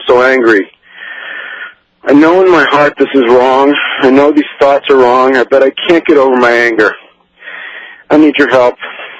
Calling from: Larchmont, New York, United States; I'm calling you from Larchmont, New York.

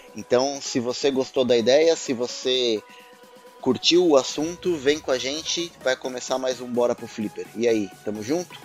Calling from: São Paulo, Brazil; falo de São Paulo capital

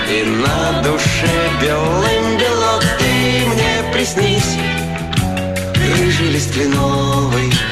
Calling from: Saint Petersburg, Russia; я из Петербурга.

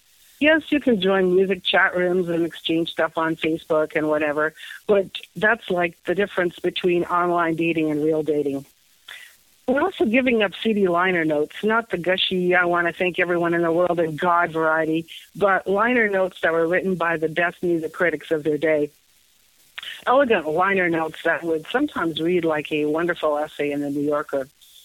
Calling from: Toronto, Ontario, Canada; I'm calling from Toronto.

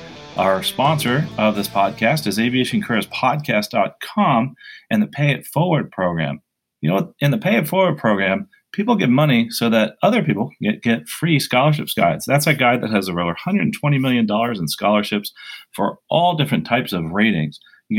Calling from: Basking Ridge, New Jersey, United States; So I am recording today from Basking Ridge, New Jersey, and used to be an airport here.

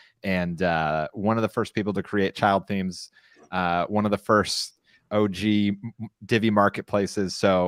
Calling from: San Clemente, California, United States; I'm broadcasting from San Clemente, California

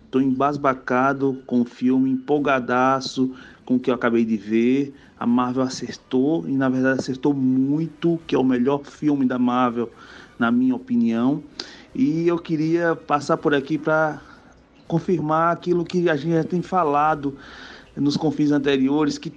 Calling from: João Pessoa, Paraíba, Brazil; sou de João Pessoa e queria elogiar o programa

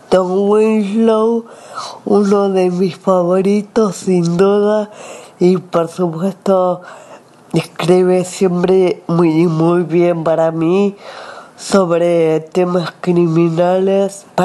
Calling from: Argentina; desde Argentina.

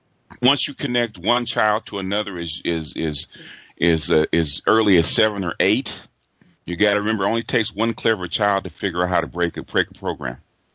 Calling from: Los Angeles, California, United States; from Los Angeles.

